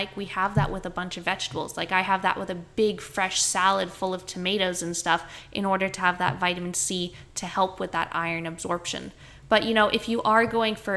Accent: Canada; now in Australia; I grew up in Canada

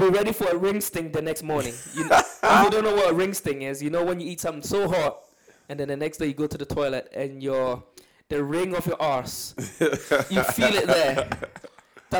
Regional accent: Ghana; when I was growing up in Ghana

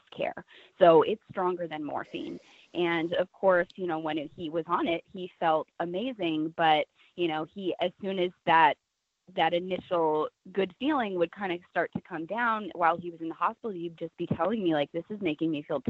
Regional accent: Nebraska, United States; I grew up in Nebraska, very conservative state.

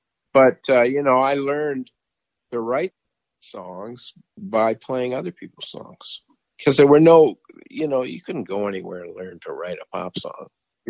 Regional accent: New York, United States; born there; My father was Canadian, but he did all his business in New York, and I was born in New York, so it was easy for me to go down to the States.

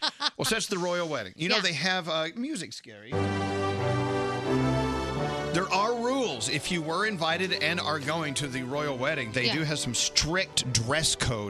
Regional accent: Texas, United States; moved away; also born or lived in Northeast United States; I'm originally from Texas

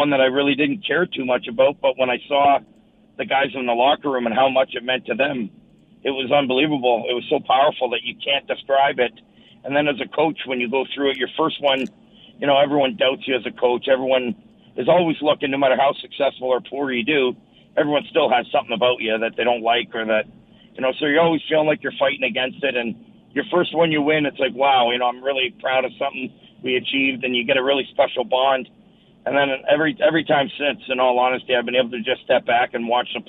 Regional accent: Sault Ste. Marie, Ontario, Canada; growing up in Sault Ste. Marie playing hockey

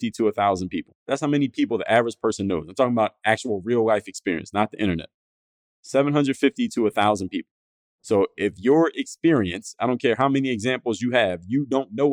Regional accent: Philadelphia, Pennsylvania, United States; my neighborhood that I grew up in Philadelphia, my neighborhood of Mount Airy

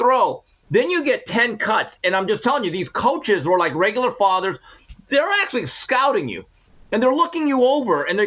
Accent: Valencia, California, United States; also born or lived in Montebello, California; I was growing up in Valencia, California, Santa Clarita Valley, before I moved to Montebello

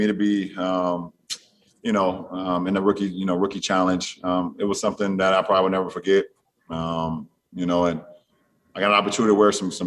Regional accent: Akron, Ohio, United States; moved away; I'm a kid from Akron, Ohio

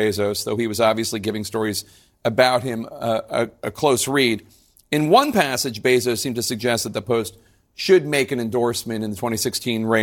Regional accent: Philadelphia, Pennsylvania, United States; I'm from Philadelphia

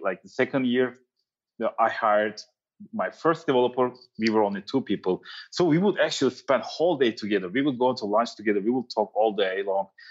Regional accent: Turkey; also born or lived in New York City; now in San Francisco, United States; I'm from Turkey

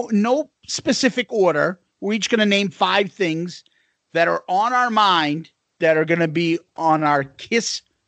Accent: Boston, Massachusetts, United States; moved away; we're originally from Boston

